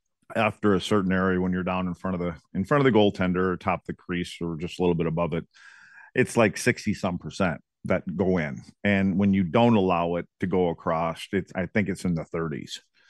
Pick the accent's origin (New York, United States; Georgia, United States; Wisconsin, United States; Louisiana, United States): Wisconsin, United States; Eagle River; Kim picked out a spot in my hometown in Eagle River called the Chanticleer Inn